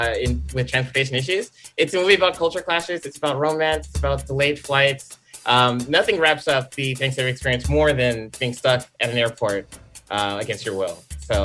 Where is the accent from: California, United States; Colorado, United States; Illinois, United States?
California, United States; Los Angeles; I grew up